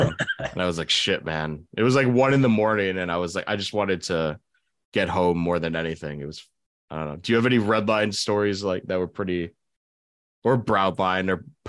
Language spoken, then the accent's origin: English; Boston, Massachusetts, United States; I'm from Boston.